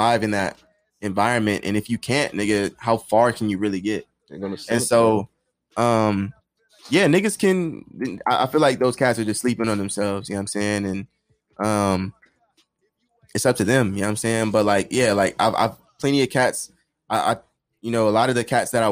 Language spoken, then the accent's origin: English; Las Vegas, Nevada, United States; I'm born and raised in Vegas